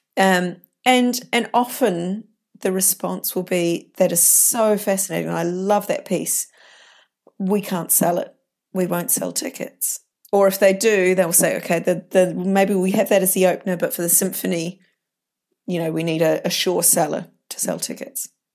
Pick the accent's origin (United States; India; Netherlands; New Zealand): New Zealand; moved away; I grew up in New Zealand